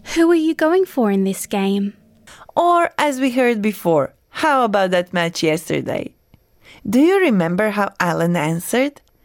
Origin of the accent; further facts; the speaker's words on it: Croatia; now in Australia; watching the soccer team from my birth country compete at FIFA World Cup